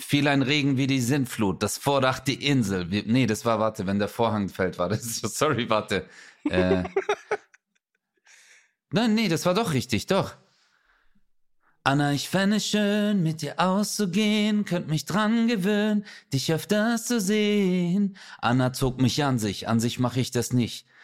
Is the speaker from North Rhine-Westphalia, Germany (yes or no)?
no; Stuttgart, Baden-Württemberg, Germany; ich bin ja hier bei uns in Stuttgarthausen